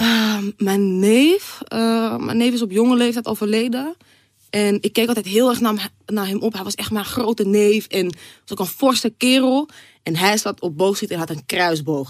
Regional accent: Zaanstad, North Holland, Netherlands; ik ben een Zaankanter.

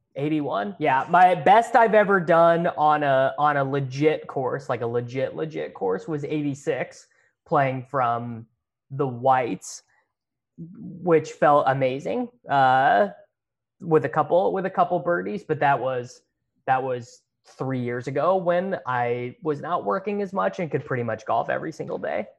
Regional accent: Kansas, United States; I grew up playing in Kansas

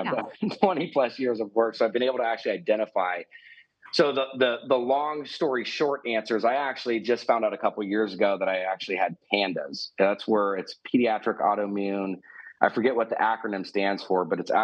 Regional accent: Newport Beach, California, United States; Was born and raised in Newport Beach, California

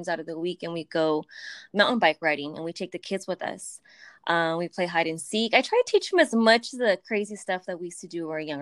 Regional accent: Los Angeles, California, United States; also born or lived in Mission Hills, California; I'm from Sylmar

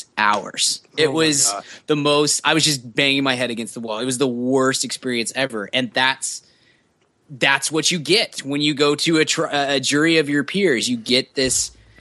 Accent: Texas, United States; we're from Texas

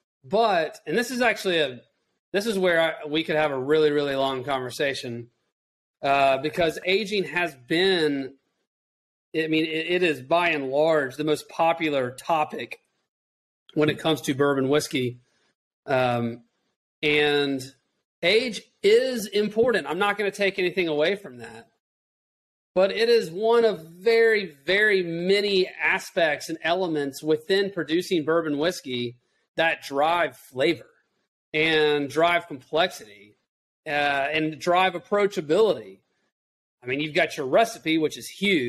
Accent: Chattanooga, Tennessee, United States; I was born and raised in Chattanooga

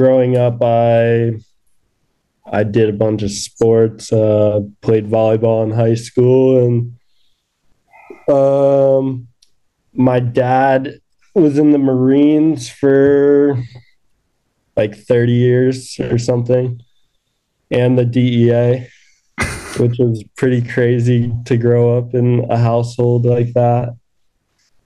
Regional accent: Harrisburg, Pennsylvania, United States; moved away as an adult; now in Salt Lake City, United States; Originally, I'm from Pennsylvania, Harrisburg, Pennsylvania. And I grew up riding at Round Top Mountain Resort

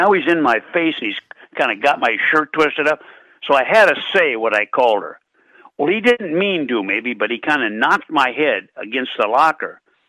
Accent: Minot, North Dakota, United States; But I was born in Minot, North Dakota, on a freezing Halloween night, 1935.

